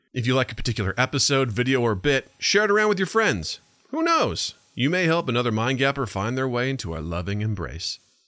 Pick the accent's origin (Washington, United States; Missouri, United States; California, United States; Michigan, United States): Missouri, United States; No, I was from Missouri. We weren't taught anything about the Jews.